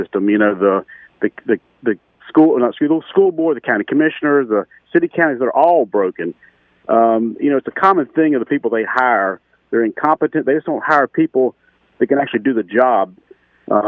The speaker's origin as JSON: {"language": "English", "town": "Charlotte", "region": "North Carolina", "country": "United States", "tie": "born or raised there", "said": "being a native Charlottean"}